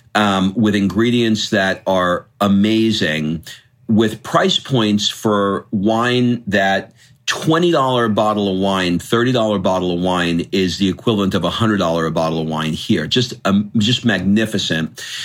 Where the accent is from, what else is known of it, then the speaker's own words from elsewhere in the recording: United States; moved away as an adult; now in Italy; our home country